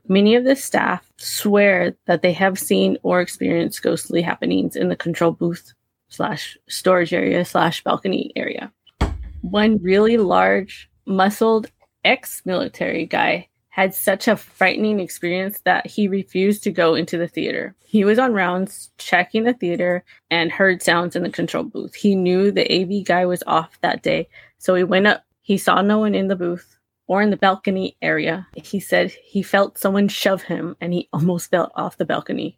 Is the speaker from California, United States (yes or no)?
yes; Southern California, United States; I'm from Southern California